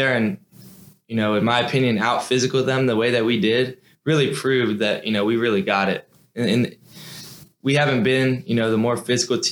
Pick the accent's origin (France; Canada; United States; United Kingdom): United States; Fairhope, Alabama; moved away as an adult; now in Durham, United States; everybody in my hometown knows me as a basketball player. So if you go down back home to Fairview